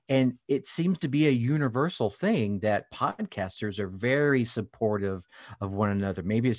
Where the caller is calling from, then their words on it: Wisconsin, United States; I'm just north of Milwaukee, Wisconsin, the home of the Harley Davidson.